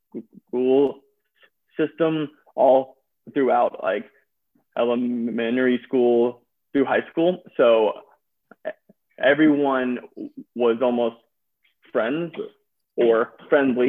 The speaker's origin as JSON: {"language": "English", "town": "Birmingham", "region": "Alabama", "country": "United States", "also_born_or_lived": "Toledo, Ohio", "moved": "as an adult", "lives_now": "Knoxville, United States", "said": "I'm originally from Birmingham, Alabama"}